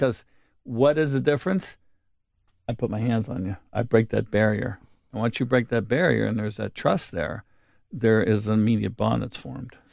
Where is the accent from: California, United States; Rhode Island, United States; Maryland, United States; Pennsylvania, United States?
Pennsylvania, United States; Wilkinsburg; I come from a blue collar town